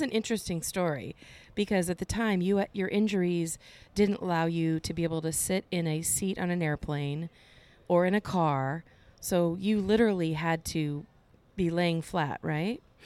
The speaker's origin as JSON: {"language": "English", "town": "Cedar Rapids", "region": "Iowa", "country": "United States", "tie": "born or raised there", "said": "in my hometown in Cedar Rapids"}